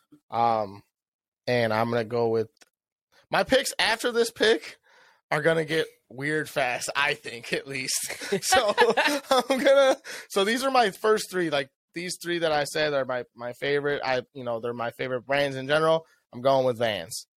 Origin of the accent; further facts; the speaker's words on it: Chicago, Illinois, United States; I'm from Chicago